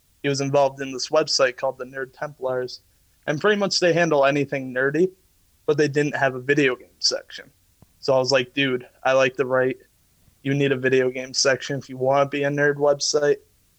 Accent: Ireland; as an Irishman, I love my meats and potatoes.

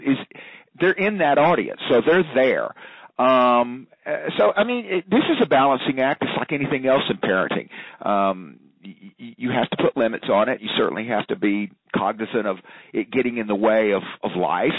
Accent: Memphis, Tennessee, United States; growing up in Memphis, Tennessee

